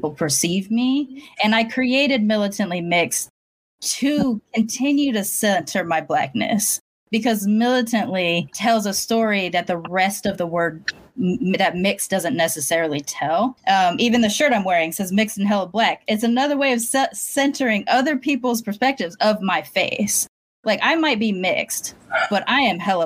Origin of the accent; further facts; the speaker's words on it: Long Beach, California, United States; moved away; I was Black until I left Long Beach